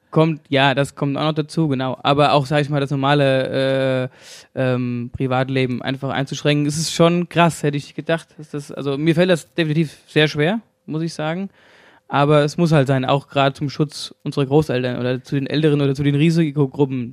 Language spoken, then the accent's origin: German; Hesse, Germany; accent: Hessian; ich rede viel Hessisch